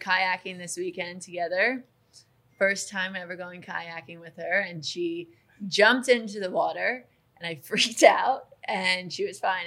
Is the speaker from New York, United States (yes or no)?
yes; Glen Cove, New York, United States; I grew up in Glen Cove